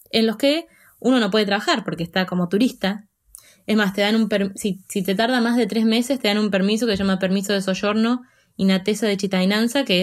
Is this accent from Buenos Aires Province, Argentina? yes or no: yes; Buenos Aires Province, Argentina; moved away as an adult; now in Denmark; Bueno, en principio soy argentina. Nací en Argentina y viví toda mi vida en una ciudad muy, muy, muy chiquita, cerca de Buenos Aires.